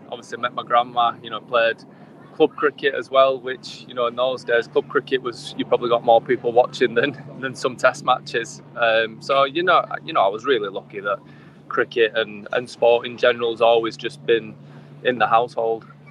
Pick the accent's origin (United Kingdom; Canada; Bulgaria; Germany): United Kingdom; England; English kids